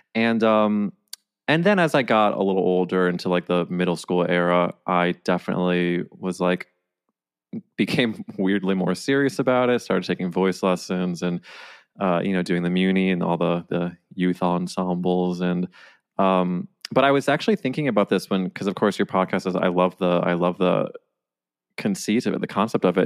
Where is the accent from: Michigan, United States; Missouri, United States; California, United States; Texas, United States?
Missouri, United States; St. Louis; now in New York, United States; I'm from, like, the suburbs of Saint Louis